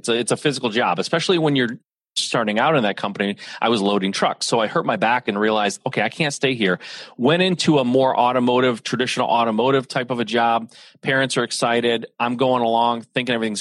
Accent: Michigan, United States; I'm a Midwest guy, born and raised in Michigan

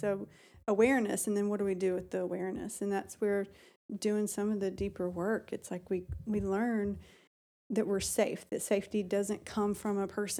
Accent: Alabama, United States; I was raised in Alabama.

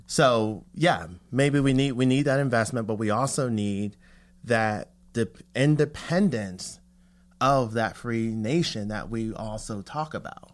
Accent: Philadelphia, Pennsylvania, United States; moved away; I grew up in Philly

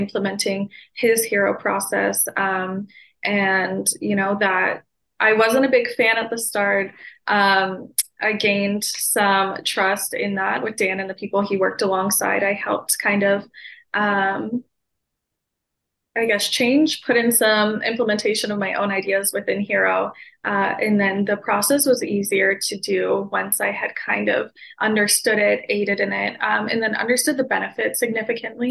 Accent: Ontario, Canada; I grew up in Ontario, Canada's child welfare system from the age of 9

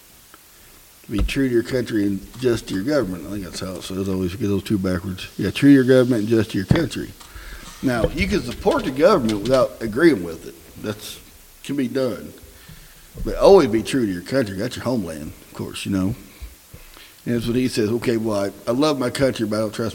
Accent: Southern Indiana, United States; We're hillbillies from Southern Indiana.

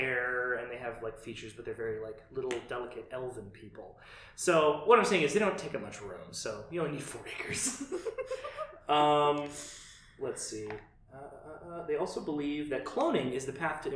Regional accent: United States; I'm an American

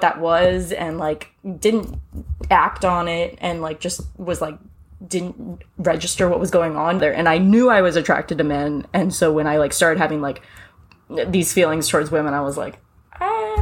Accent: Richmond, Virginia, United States; I'm born and raised in Richmond, Virginia

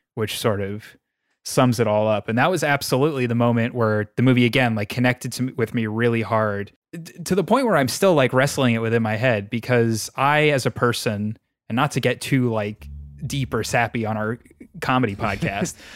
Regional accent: New York, United States; I'm, I'm from New York

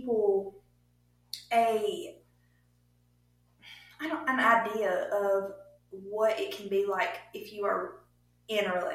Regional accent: Bible Belt, Southern United States, United States; We grew up in the Bible Belt

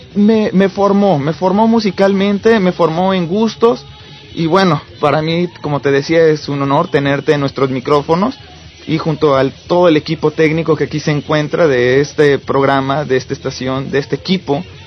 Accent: Cuernavaca, Morelos, Mexico; yo este crecí en Cuernavaca

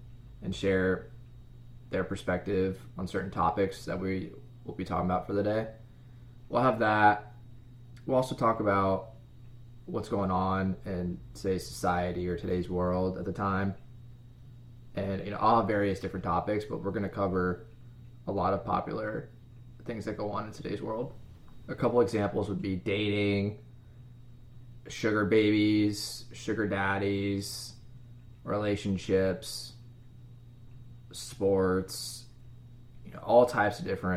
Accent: Midwest, United States; I grew up in the Midwest

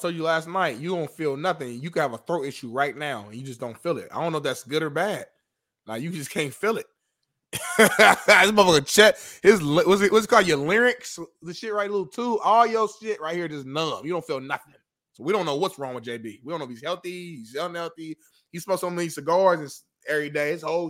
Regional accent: Indianapolis, Indiana, United States; moved away; back in my hometown, Indianapolis, Indiana

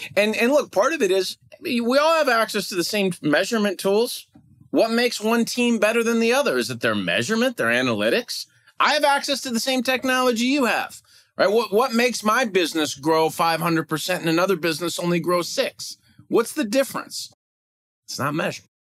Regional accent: Cleveland, Ohio, United States; now in Minneapolis, United States; I'm originally from Cleveland, and my mom still lives in the house we grew up

